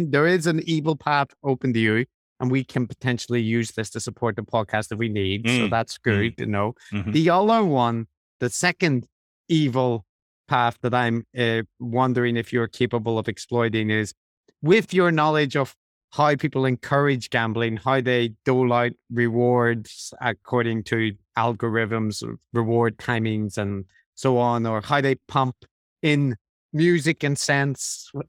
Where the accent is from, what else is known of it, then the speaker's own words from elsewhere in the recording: Ireland; also born or lived in London; I didn't drink Guinness growing up in Ireland? Not at all.